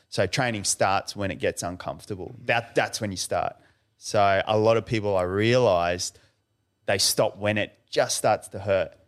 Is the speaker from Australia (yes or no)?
yes; Brisbane, Queensland, Australia; We grew up in Western Brisbane, so not much money